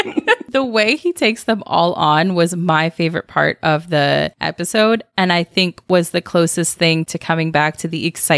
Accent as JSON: {"language": "English", "region": "California", "country": "United States", "said": "And then I had to correct you and say that I'm from California."}